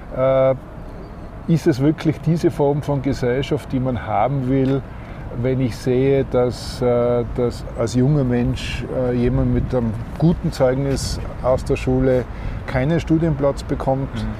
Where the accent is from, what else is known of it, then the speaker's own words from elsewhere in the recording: Austria; bei uns in Österreich